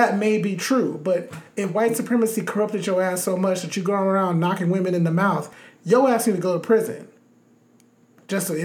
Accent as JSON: {"language": "English", "town": "Los Angeles", "region": "California", "country": "United States", "tie": "born or raised there", "said": "growing up in Los Angeles"}